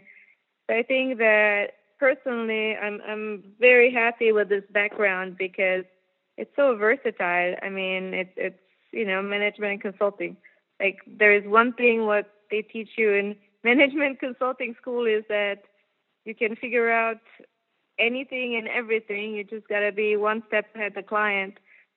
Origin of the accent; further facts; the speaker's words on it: Germany; moved away; I'm from Germany originally